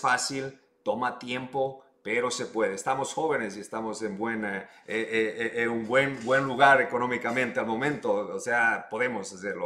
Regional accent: Ecuador; now in United States; yo soy ecuatoriano

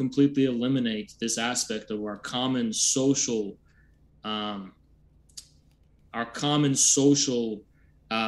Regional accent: United States; I'm an American communist.

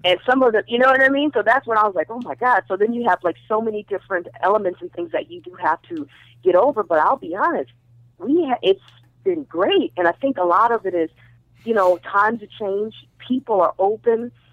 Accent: Minnesota, United States; moved away; also born or lived in Ohio / the Valley, California; originally from originally uh, from um, Ohio, but then we grew up in Minnesota

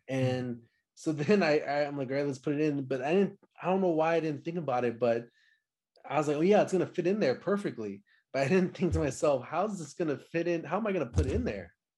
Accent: Dallas, Texas, United States; I'm from Dallas, Texas

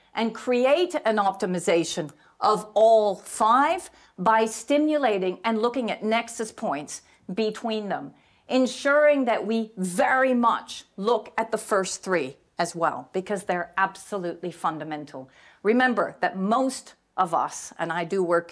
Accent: Silicon Valley, California, United States; I grew up in Silicon Valley

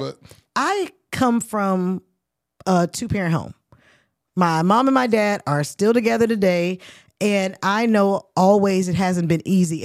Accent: Oakland, California, United States; I'm from Oakland

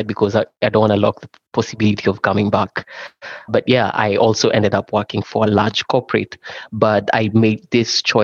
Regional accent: Kenya; moved away; I'm originally from Kenya

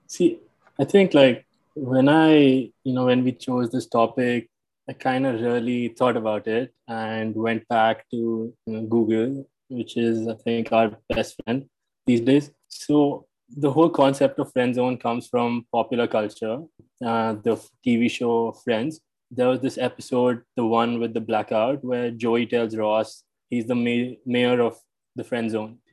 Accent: New Delhi, Delhi, India; also born or lived in Noida, Uttar Pradesh / Pennsylvania, United States; I'm from New Delhi, India. Grew up here.

